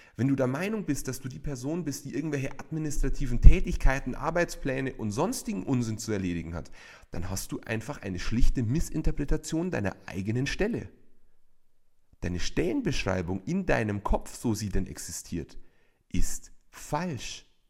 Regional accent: Bavaria, Germany; bei uns in Bayern

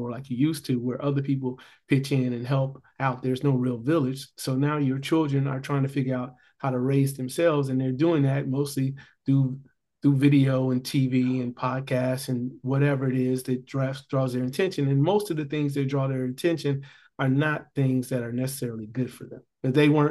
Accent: Gary, Indiana, United States; I grew up in Gary, Indiana.

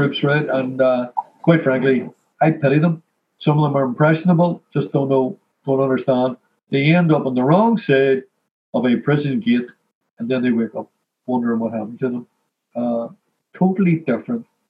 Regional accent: Belfast, Northern Ireland, United Kingdom; I'm from Ardoyne

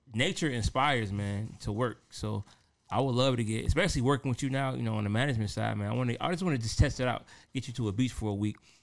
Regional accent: Detroit, Michigan, United States; I'm from Detroit

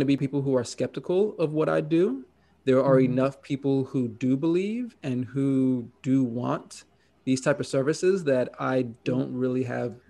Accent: New York, United States; now in Oregon, United States; my home state of New York City or New York State

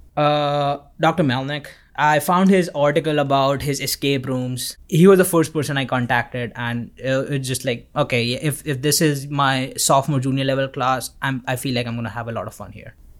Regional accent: Vadodara, Gujarat, India; moved away as an adult; now in Auburn, United States; I'm from Vadodara, India

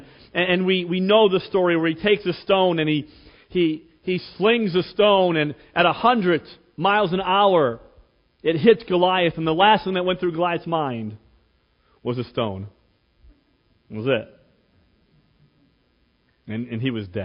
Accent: Cleveland, Ohio, United States; When I was 17 years old, growing up in Cleveland, came from somewhat of a poor family

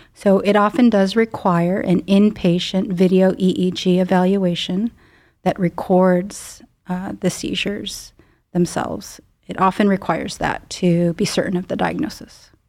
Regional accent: Chicago suburbs, Illinois, United States; moved away as an adult; now in Cleveland, United States; I grew up in the Midwest, um, in Chicago suburbs

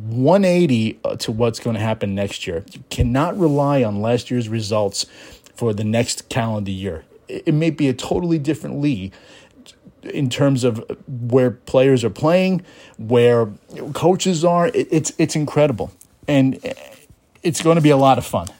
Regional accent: New York City, New York, United States; Being a New Yorker myself, a native New Yorker from the city of New York

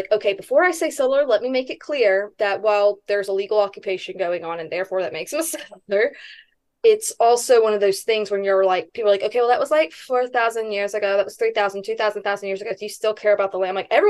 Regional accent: Hawaii, United States; And I say that because I'm Hawaiian, right?

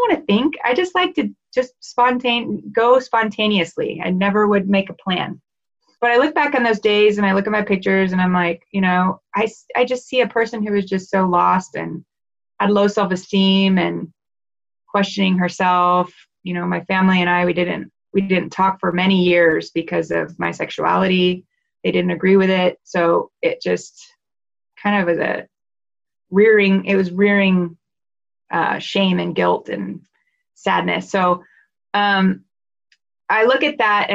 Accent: Dallas, Texas, United States; moved away; I'm from Dallas originally

